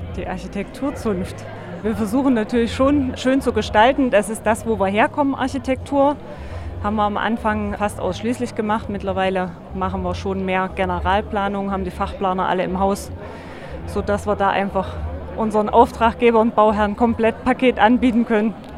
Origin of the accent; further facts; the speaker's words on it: Weimar, Thuringia, Germany; das ist meine Heimat